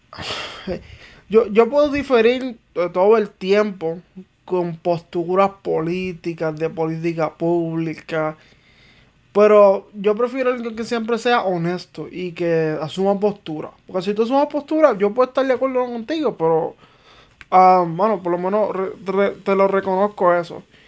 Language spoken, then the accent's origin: Spanish; Manatí, Puerto Rico; also born or lived in Arecibo; yo soy de Manatí, pero pues mi segundo pueblo como tal es Arecibo